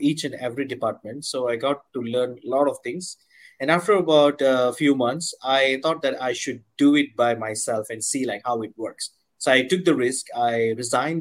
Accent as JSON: {"language": "English", "country": "Malaysia", "said": "I'm from Malaysia"}